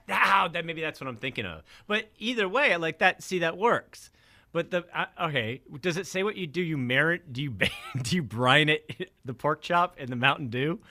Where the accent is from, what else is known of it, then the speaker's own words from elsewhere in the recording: New Hampshire, United States; I grew up in New Hampshire